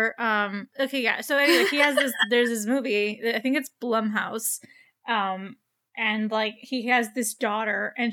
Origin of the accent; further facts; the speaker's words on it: United States; I'm dumb American.